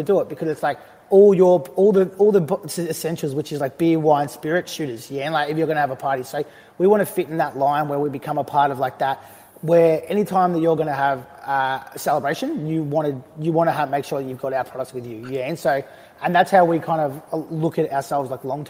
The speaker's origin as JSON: {"language": "English", "country": "Australia", "tie": "born or raised there", "said": "growing up in, as an Australian"}